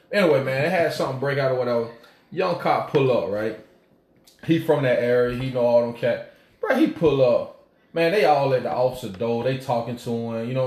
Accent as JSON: {"language": "English", "town": "Apple Valley", "country": "United States", "said": "I'm from okay, I'm from Apple Valley."}